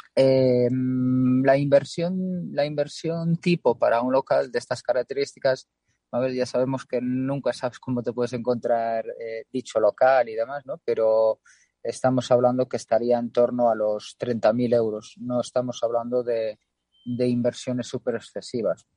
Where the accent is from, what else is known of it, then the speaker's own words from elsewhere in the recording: Galicia, Spain; Siendo gallegos